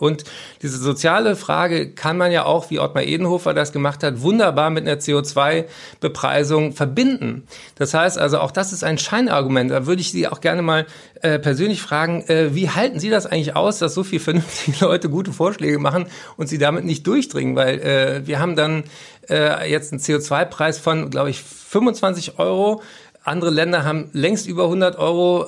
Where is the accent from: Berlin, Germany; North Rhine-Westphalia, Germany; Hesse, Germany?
Berlin, Germany; ich bin ja Berliner